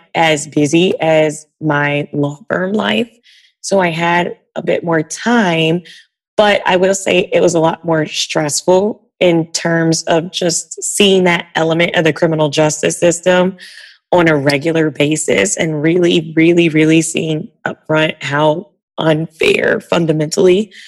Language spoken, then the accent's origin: English; Georgia, United States; moved away as an adult; now in Washington, D.C., United States; I'm from Georgia, so I'm used to driving around and got rid of my car when I moved to DC